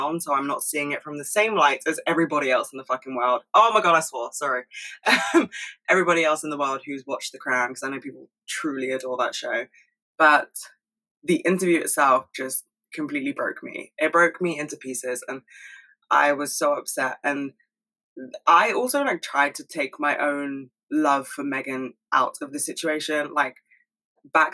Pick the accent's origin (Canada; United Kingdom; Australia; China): United Kingdom; as a Brit